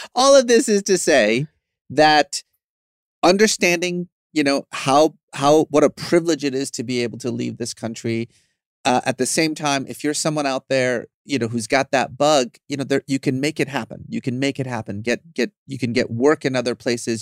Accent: Tehran, Tehran Province, Iran; now in Los Angeles, United States; I was born in Iran

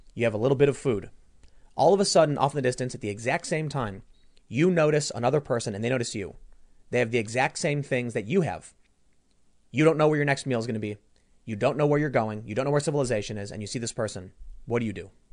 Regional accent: Chicago, Illinois, United States; I was growing up in Chicago, we knew all the neighbors

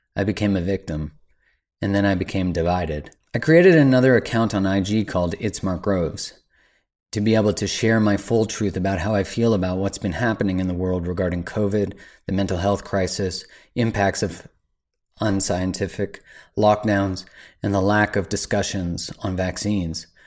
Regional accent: Canada; as a Canadian

